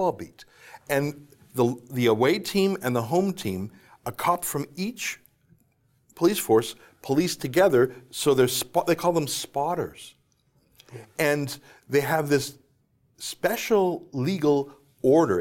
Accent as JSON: {"language": "English", "country": "Canada", "said": "I come from Canada"}